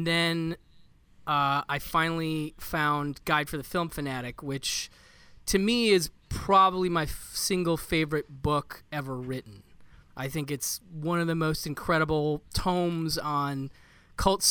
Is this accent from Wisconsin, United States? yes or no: yes; just outside of Madison, Wisconsin, United States; now in Los Angeles area, United States; I'm actually from just outside of Madison, Wisconsin